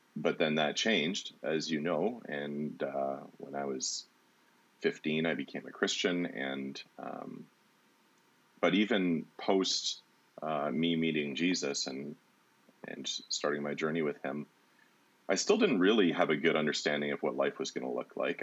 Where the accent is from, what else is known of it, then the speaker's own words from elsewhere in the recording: Walkerton, Ontario, Canada; also born or lived in Brantford, Ontario / Hanover, Ontario; I moved to uh, Walkerton when I was 10 years old. My mom remarried, and um, and then it was mostly like I spent my teenage years in Walkerton, Hanover area